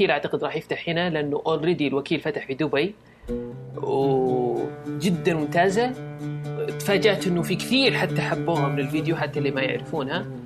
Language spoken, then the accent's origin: Arabic; Riyadh, Riyadh Province, Saudi Arabia; عندنا في الرياض